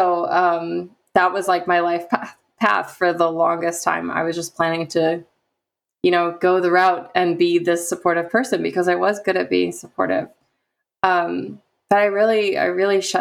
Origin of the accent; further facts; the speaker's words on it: the Midwest of the United States, United States; I grew up in the Midwest of the United States